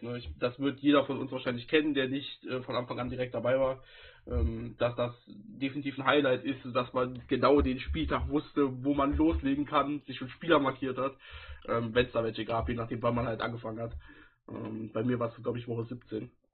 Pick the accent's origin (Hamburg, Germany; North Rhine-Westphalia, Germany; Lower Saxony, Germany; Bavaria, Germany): North Rhine-Westphalia, Germany; wo ich dann halt auch aus der Heimat herkomme, sozusagen. Ich komme aus Nordrhein-Westfalen, ich komme vom Niederrhein